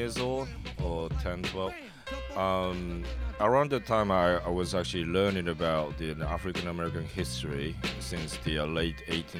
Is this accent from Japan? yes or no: yes; Kyushu, Oita, Japan; English is a second language; moved away as an adult; now in Tokyo, Japan; Oita, Kyushu.